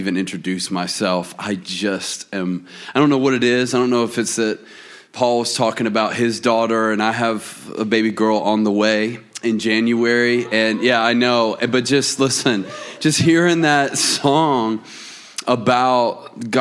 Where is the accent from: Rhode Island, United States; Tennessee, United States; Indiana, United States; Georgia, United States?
Georgia, United States; Atlanta; moved away as an adult; now in Auburn, United States; I live in Auburn, Alabama, which is interesting for me to say because I grew up in Atlanta